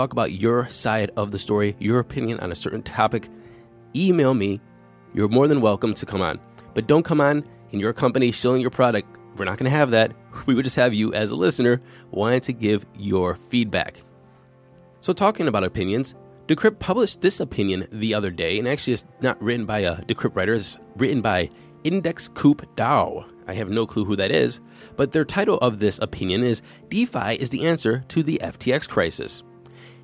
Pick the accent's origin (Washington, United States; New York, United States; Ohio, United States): Ohio, United States; Cleveland; we're from Cleveland. And Cleveland has snowstorms